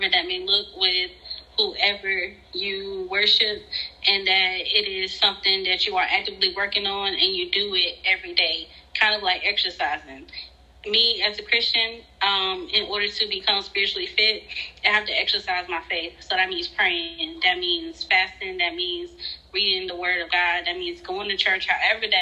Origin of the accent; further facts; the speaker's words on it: Fayetteville, North Carolina, United States; I am from Fayetteville, North Carolina